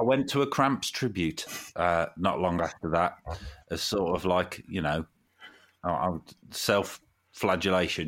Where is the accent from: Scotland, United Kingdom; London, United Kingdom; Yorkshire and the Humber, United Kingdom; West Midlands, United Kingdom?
West Midlands, United Kingdom; Nuneaton; moved away as an adult; now in Derby, United Kingdom; when I was still lived back in my hometown in Nuneaton